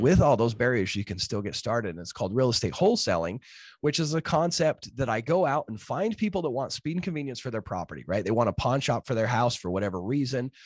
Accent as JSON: {"language": "English", "region": "Utah", "country": "United States", "tie": "born or raised there", "said": "I grew up in Utah in the, in, you know, the, the Rocky Mountains"}